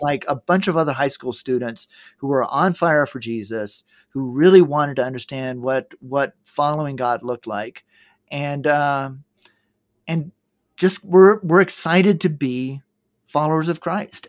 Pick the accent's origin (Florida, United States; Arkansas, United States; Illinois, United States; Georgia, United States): Georgia, United States; moved away; also born or lived in Middle East; I grew up in Georgia.